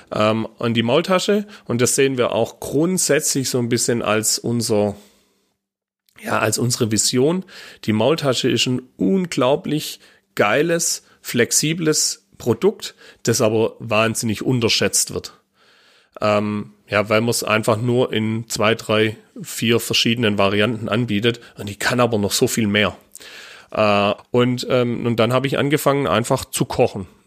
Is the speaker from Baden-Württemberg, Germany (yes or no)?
yes; Baden-Württemberg, Germany; also als Schwabe äh, tut man sich einfach mit, äh, äh ja, mit dem Hochdeutsch einfach schwer